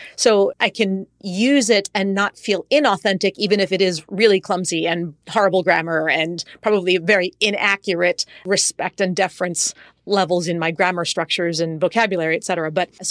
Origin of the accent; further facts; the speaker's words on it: United States; first language en; I mean, English is my first language, Spanish is my second, which is not nearly as good as my English, but still, all things considered, fluent.